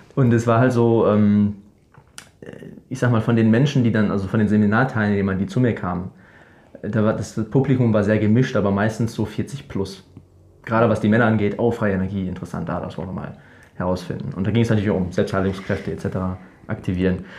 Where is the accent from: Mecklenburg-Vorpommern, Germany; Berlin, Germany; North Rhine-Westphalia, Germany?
North Rhine-Westphalia, Germany; Ruhr area; moved away as an adult; now in Paraguay; ich aus dem Ruhrgebiet